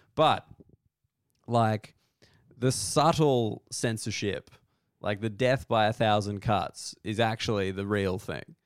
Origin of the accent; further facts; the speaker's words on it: Australia; being Australian